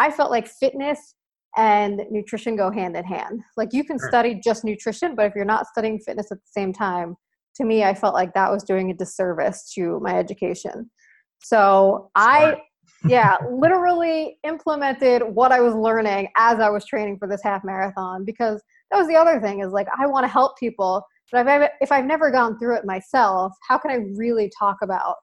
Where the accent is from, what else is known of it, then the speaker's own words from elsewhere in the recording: Long Island, New York, United States; now in New York City, United States; I grew up on Long Island, New York, which is a little island outside of New York City